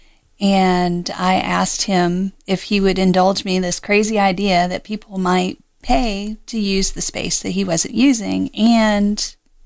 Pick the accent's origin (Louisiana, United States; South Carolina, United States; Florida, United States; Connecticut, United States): Florida, United States; Greenacres; I grew up in Florida. West Palm Beach is the town that everybody knows, but truly I grew up in a little area called Green Acres